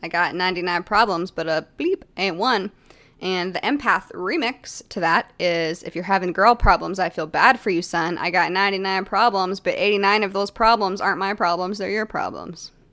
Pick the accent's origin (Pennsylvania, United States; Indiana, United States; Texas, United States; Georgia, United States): Texas, United States; growing up in Texas, we lived in a haunted house